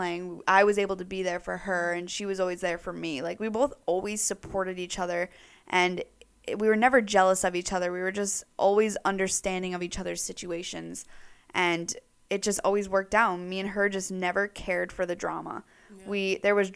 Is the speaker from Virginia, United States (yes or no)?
no; New York, United States; now in Newport, United States; I'm from New York.